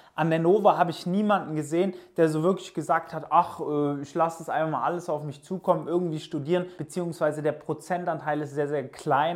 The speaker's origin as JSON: {"language": "German", "area": "near Stuttgart", "region": "Baden-Württemberg", "country": "Germany", "also_born_or_lived": "Pforzheim / Portugal", "said": "Ich komme aus der Nähe von Stuttgart."}